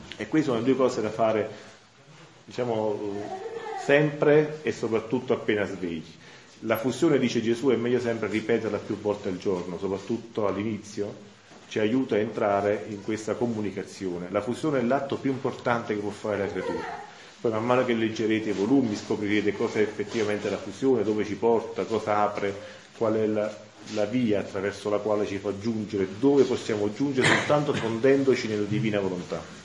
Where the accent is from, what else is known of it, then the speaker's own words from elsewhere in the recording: Santa Maria Capua Vetere, Campania, Italy; vengo da Santa Maria Capovetro